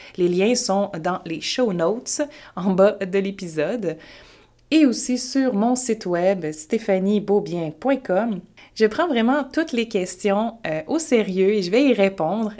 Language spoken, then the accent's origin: French; Quebec, Canada; je viens du Québec, je suis basée à Montréal.